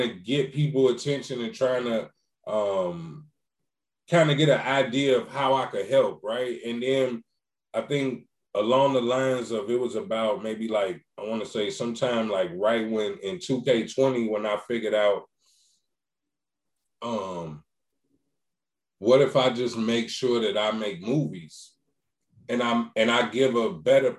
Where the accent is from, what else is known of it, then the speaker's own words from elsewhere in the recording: Chicago, Illinois, United States; I'm from Chicago